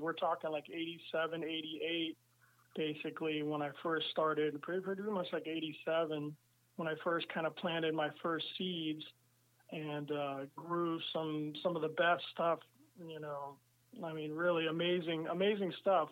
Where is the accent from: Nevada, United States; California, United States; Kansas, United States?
California, United States; San Francisco; moved away as an adult; also born or lived in Amsterdam; I grew up in San Francisco, and my whole community and all my whole life was there.